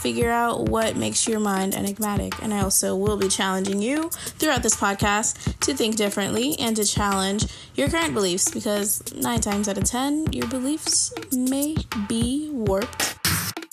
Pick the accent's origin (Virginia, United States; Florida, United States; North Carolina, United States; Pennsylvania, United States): Virginia, United States; Arlington; moved away as an adult; also born or lived in California; I am from Virginia, Arlington, Virginia, actually, and I moved to California for school